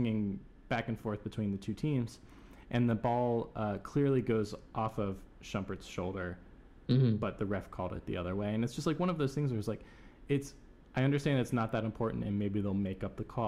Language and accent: English; Ohio, United States; I'm from Ohio, but I'm not from Cleveland